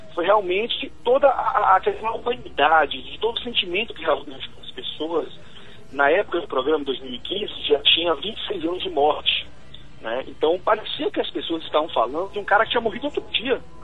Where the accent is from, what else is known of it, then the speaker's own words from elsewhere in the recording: Salvador, Bahia, Brazil; now in Brasília, Brazil; eu sou de Salvador